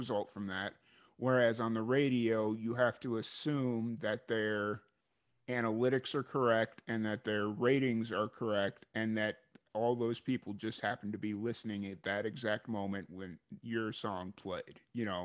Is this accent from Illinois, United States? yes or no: yes; Chicago, Illinois, United States; growing up in Chicago